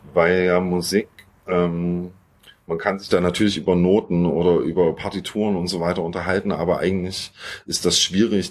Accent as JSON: {"language": "German", "region": "Thuringia", "country": "Germany", "tie": "born or raised there", "moved": "as an adult", "lives_now": "Leipzig, Germany", "said": "wir kommen eigentlich so aus Thüringen, sind aber jetzt inzwischen seit, seit über zehn Jahren in Leipzig"}